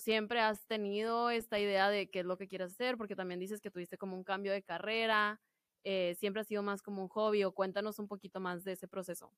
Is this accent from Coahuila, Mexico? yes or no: yes; Piedras Negras, Coahuila, Mexico; estoy en mi hermoso pueblo de Piedras Negras, Coahuila